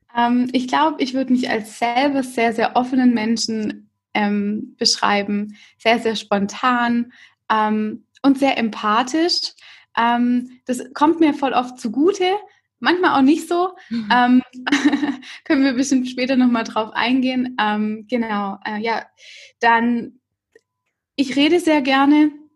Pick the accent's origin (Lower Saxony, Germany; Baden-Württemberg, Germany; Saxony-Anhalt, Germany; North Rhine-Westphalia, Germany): Baden-Württemberg, Germany; Stuttgart area; now in Stuttgart, Germany; Ich komme eigentlich aus der Umgebung von Stuttgart